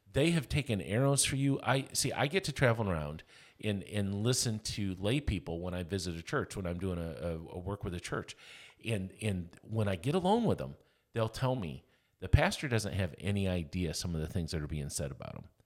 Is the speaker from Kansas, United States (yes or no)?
yes; Lamont, Kansas, United States; I'm from Lamont, Kansas.